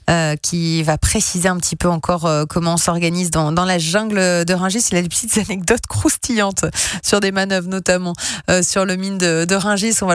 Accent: Lyon, Auvergne-Rhône-Alpes, France; Ah oui, je le connais bien celui-là, à Lyon-Perrache, comme je suis de Lyon.

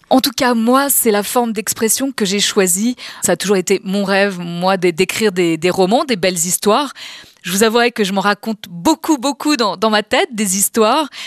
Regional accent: Paris, Île-de-France, France; je suis une vraie Parisienne.

